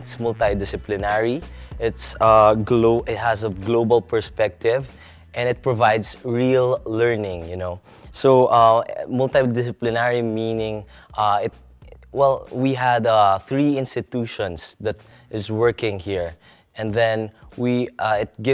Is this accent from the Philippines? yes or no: yes; Manila, Metro Manila, Philippines; moved away; I came from Manila, Philippines.